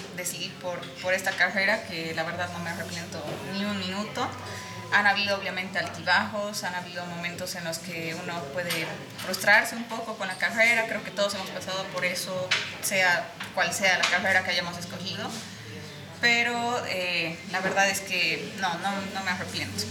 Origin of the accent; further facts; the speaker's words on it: Sucre, Chuquisaca, Bolivia; soy de Sucre